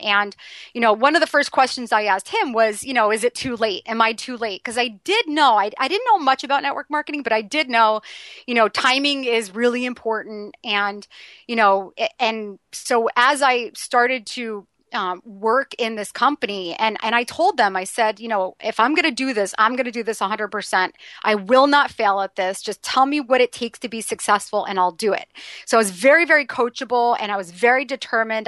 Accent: New York City, New York, United States; being a New Yorker

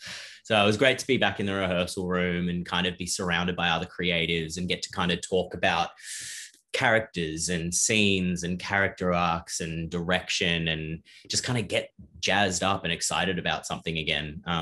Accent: Ireland; also born or lived in South Africa / Australia; I grew up kind of all over the place. I was born in South Africa and moved to Australia very briefly, and then we moved to Ireland.

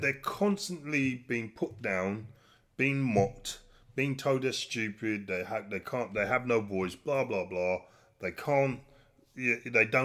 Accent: United Kingdom; As a British person

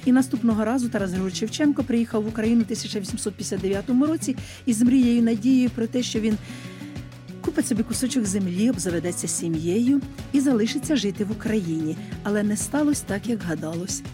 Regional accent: Chyhyryn area, Cherkasy Oblast, Ukraine; now in Moshny, Ukraine; я взагалі із Чигиринської сторони.

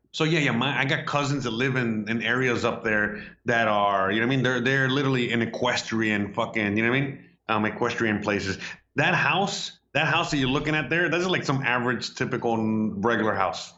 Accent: Hialeah, Florida, United States; I grew up in Hialeah

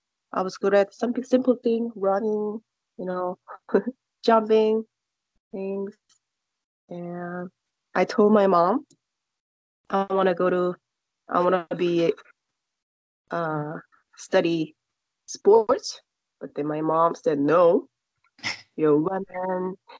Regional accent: South Korea; English is a second language; Child? Pretty much boring. We have to study a lot. We go to school.

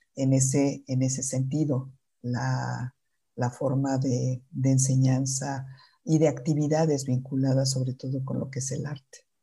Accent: Mexico City, Mexico; yo nací en la Ciudad de México

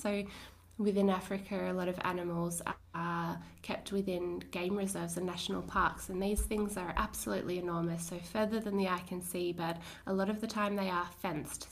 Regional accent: Lord Howe Island, New South Wales, Australia; between about the ages of 11 and 13, I grew up on Lord Howe Island

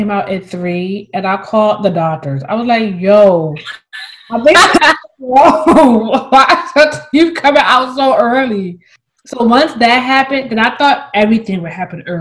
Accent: Philadelphia, Pennsylvania, United States; moved away; I'm from Philly

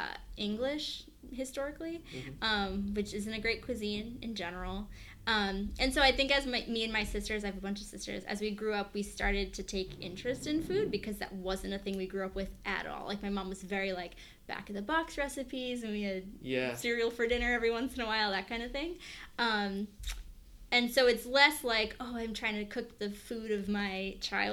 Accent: Long Island, New York, United States; I grew up on Long Island

